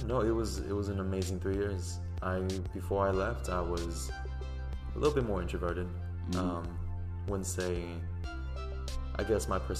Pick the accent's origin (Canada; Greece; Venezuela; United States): United States; moved away as an adult